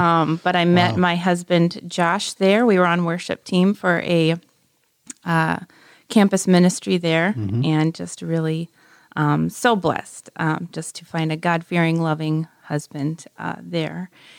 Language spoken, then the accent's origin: English; Anaheim, California, United States; moved away as an adult; also born or lived in Northern Michigan; So, yeah, I grew up in Anaheim near Disneyland, Orange County.